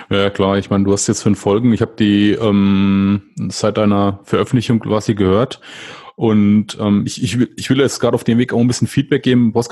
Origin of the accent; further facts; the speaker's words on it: Rhineland-Palatinate, Germany; weil ich bin ja aus der Pfalz und ähm, ich meine, die Vulkaneifel ist von mir ein bisschen nördlich